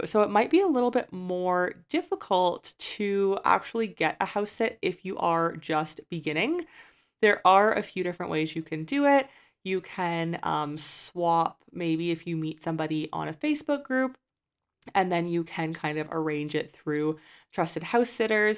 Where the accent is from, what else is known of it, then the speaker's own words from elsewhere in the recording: Canada; moved away as an adult; I've left my home country of Canada's residency